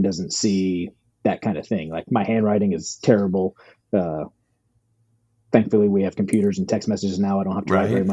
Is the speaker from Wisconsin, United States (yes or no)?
no; Virginia, United States; now in Los Angeles, United States; I grew up in Virginia, right outside Washington, D.C.